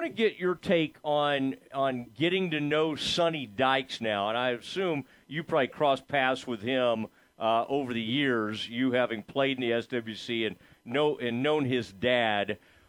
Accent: Kaufman County, Texas, United States; a kid growing up in Kaufman County

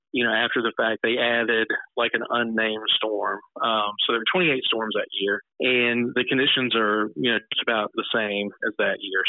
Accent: Natchez, Mississippi, United States; also born or lived in Houston, Chickasaw County, Mississippi; I was born in Chickasaw County, Mississippi. Um, but I grew up in Natchez.

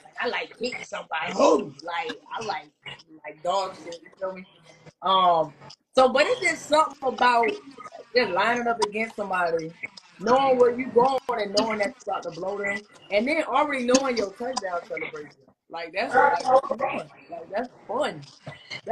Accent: the South, United States; I'm from the South

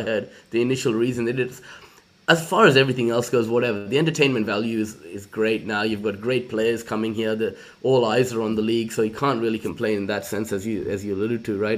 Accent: India; now in Australia; I'm from India originally

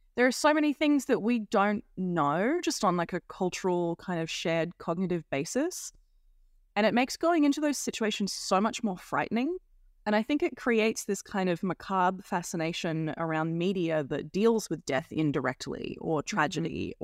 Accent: Australia

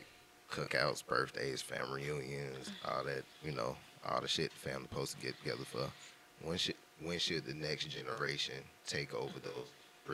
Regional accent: Florida, United States; I grew up down there in Florida, so when I came up here

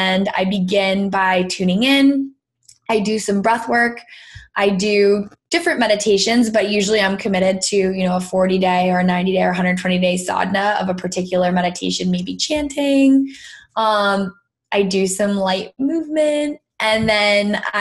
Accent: Greenwich, Connecticut, United States; I was born and raised in Greenwich, Connecticut.

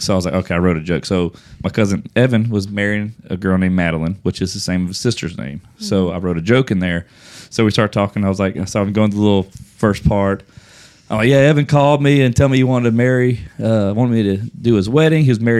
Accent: Louisiana, United States; we're from Louisiana.

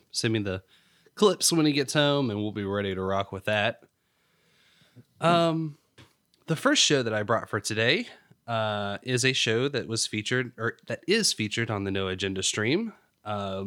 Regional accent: North Carolina, United States; moved away; I'm from North Carolina originally.

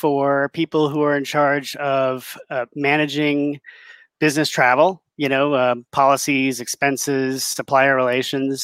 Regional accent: Massachusetts, United States; I was a paper boy growing up in Massachusetts

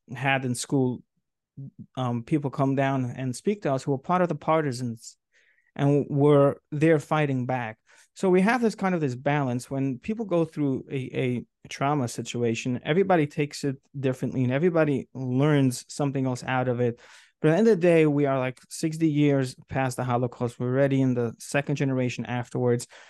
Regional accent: New York City, New York, United States; moved away as an adult; now in Rockland County, United States; I grew up in Brooklyn, New York

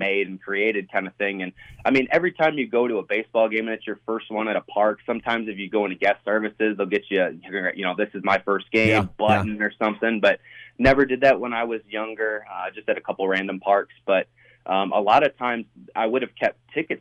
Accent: Michigan, United States; I grew up in Michigan, so I went to Tiger Stadium back then.

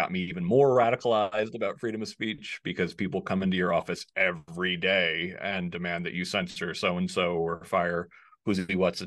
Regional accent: Danbury, Connecticut, United States; And I grew up in a neighborhood. I'm from Danbury, Connecticut.

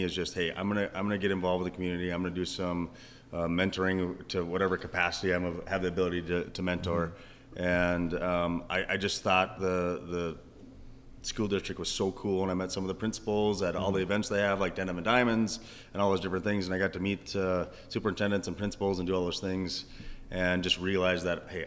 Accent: Kerkhoven, Minnesota, United States; now in Pequot Lakes, United States; Kirkhoven. So Kirkhoven's, 20 miles west of Wilmer

